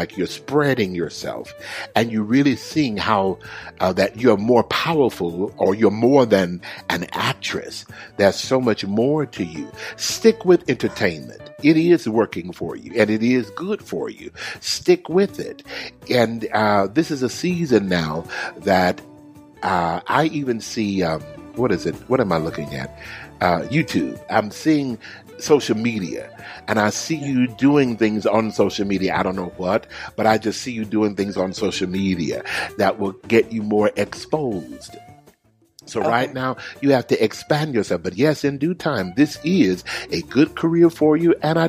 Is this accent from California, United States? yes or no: no; Houston, Texas, United States; now I'm going to where my home is, my hometown of Houston, Texas.